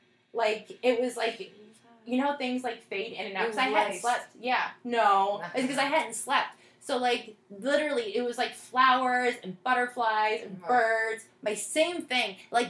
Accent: South Florida, United States; moved away; I grew up in South Florida

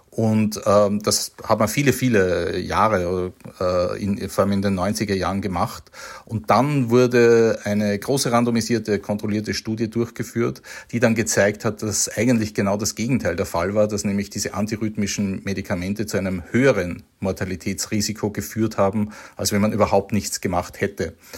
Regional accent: Austria; als Österreicher

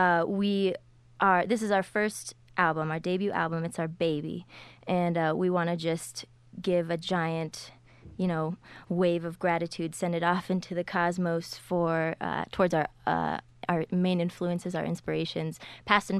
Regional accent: Colorado, United States; we're from Colorado

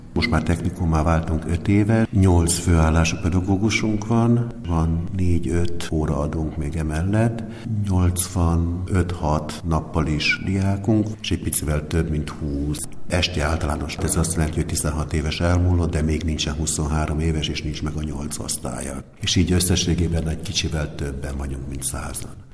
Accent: Hungary; moved away; also born or lived in Miskolc; Én egy csodálatos cigánytelepről származom, az erdő alatt van, akár cucca a neve egyébként, mai napig megvan, 14 kis szopakonyhás, viskóból

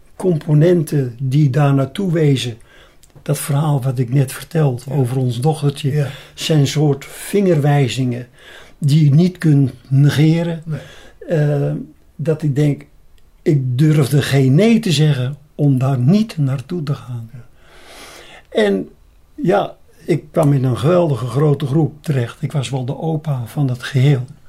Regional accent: Beemster, North Holland, Netherlands; now in Apeldoorn, Netherlands; Je hoort misschien wel aan mij ik ben een Beemsterling. En ik zeg, mijn vaderland is Noord-Holland boven het ei.

